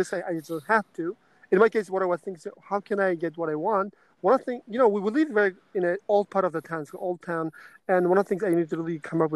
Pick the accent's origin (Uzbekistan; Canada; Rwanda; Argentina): Uzbekistan; Karshi, Qashqadaryo Region; moved away as an adult; also born or lived in Denmark; I was born in Uzbekistan